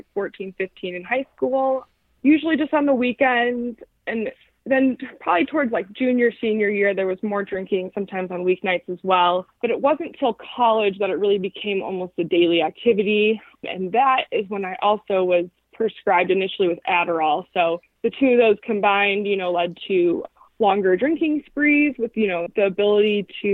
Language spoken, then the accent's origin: English; Chicago, Illinois, United States; now in Fort Collins, United States; I grew up, though, in the suburbs of Chicago.